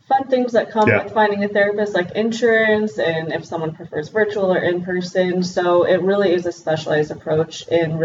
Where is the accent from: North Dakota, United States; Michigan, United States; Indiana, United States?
Indiana, United States; I'm from Indiana, from the Midwest.